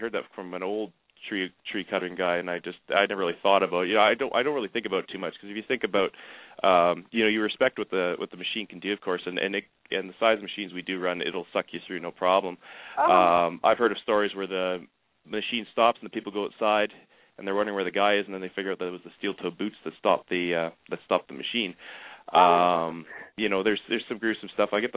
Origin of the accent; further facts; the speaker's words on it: Canada; I'm from Canada